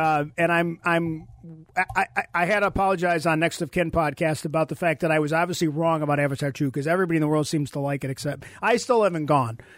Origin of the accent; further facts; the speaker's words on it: Buffalo, New York, United States; we're from Buffalo